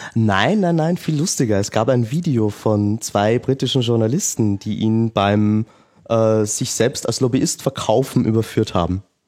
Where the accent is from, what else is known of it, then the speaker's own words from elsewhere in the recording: Austria; bei uns in Österreich